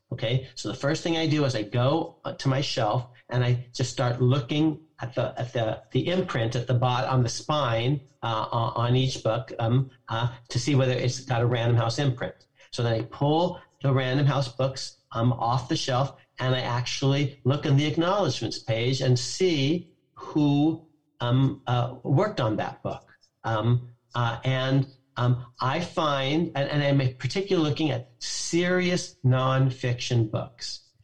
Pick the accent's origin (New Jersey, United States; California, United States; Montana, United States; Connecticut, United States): California, United States; Walnut Creek; moved away; also born or lived in New York City; I'm from Walnut Creek, California, and I just get on my bike and I ride a mile to the county